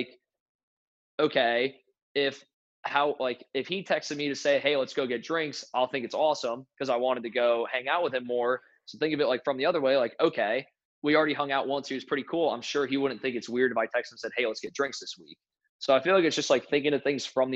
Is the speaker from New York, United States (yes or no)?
no; New Jersey, United States; moved away as an adult; also born or lived in Connecticut / South Carolina; now in North Carolina, United States; I grew up in New Jersey.